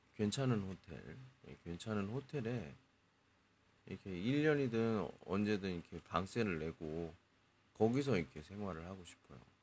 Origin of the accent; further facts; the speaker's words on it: South Korea; 저 외국인이고요. 한국 사람이고